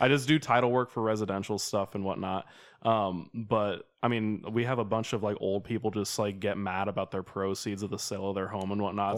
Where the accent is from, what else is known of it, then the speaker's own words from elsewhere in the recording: Sacramento, California, United States; moved away as an adult; also born or lived in Sioux Falls; I'm from Sacramento